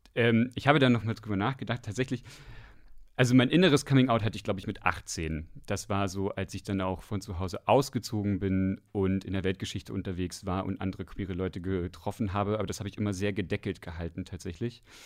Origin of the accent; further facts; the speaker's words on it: Westdorf, Saxony-Anhalt, Germany; ich komme aus dem Dorf in Sachsen-Anhalt. Das heißt Westdorf. Das liegt im Salzlandkreis bei Aschersleben.